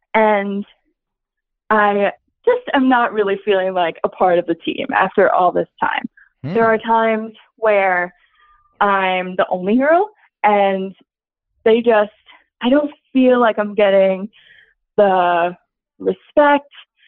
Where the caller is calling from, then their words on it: Philadelphia, Pennsylvania, United States; I'm calling from Philly.